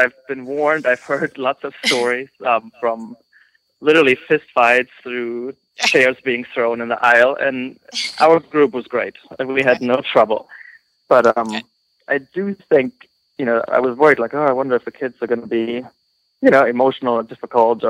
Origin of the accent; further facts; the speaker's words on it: Texas, United States; I'm from Texas